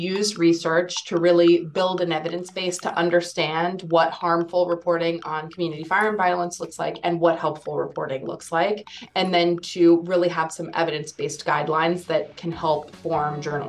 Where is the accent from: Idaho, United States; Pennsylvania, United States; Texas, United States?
Texas, United States; Houston; born or raised there